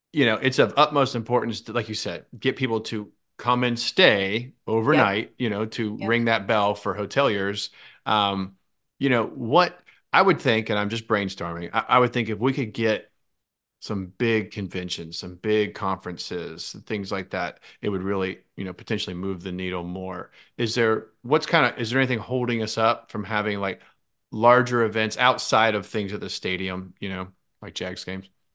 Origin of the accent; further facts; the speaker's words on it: Jacksonville, Florida, United States; I was born in Jacksonville and i um, lived here almost my entire life